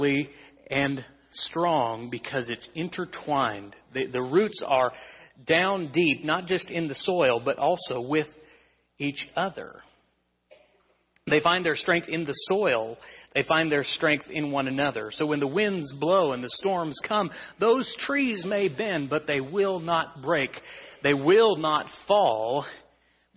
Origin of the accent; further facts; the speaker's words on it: Kansas, United States; we're from Kansas